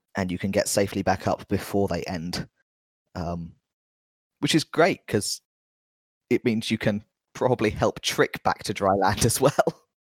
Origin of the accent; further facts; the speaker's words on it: London, United Kingdom; being a Londoner